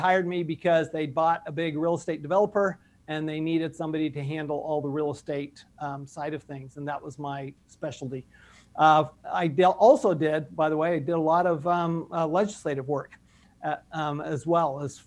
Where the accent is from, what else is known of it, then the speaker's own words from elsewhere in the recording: Salt Lake City, Utah, United States; also born or lived in Paris, France / Texas; I grew up in Salt Lake City, Utah